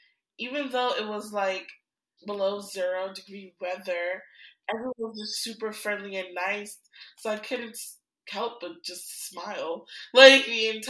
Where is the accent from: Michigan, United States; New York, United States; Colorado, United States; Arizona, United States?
New York, United States; as a New Yorker